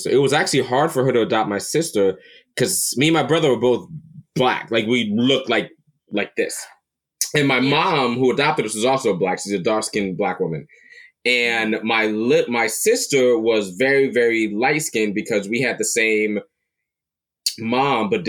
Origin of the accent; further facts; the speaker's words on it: Palm Bay, Florida, United States; also born or lived in Brooklyn, New York; I grew up in Palm Bay, Florida. I was born in Brooklyn. Grew up in Florida.